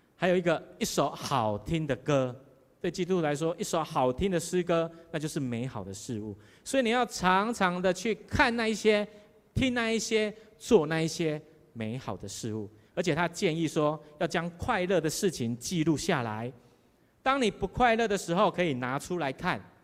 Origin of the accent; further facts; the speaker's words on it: southern Taiwan, Taiwan; moved away; 我们南部人就比较慢活，特别我是台南人